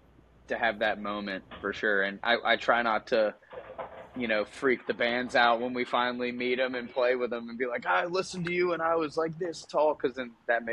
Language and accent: English; Nashville, Tennessee, United States; growing up in Nashville